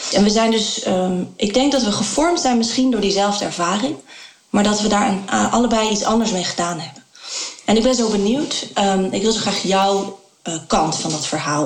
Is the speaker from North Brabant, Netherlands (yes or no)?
no; Rotterdam, South Holland, Netherlands; moved away; In de jaren 90 had ik les van Seur op de Wolvert van Borselen, een zwarte school in Rotterdam